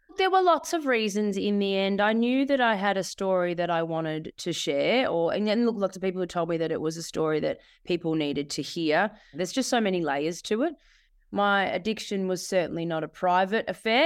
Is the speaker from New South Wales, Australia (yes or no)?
no; Bendigo, Victoria, Australia; moved away as an adult; also born or lived in Sydney; I ended up back in my hometown, Bendigo